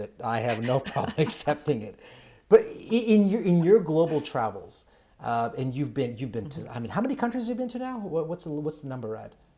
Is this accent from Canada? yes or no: no; Kenya; moved away; I'm originally from Kenya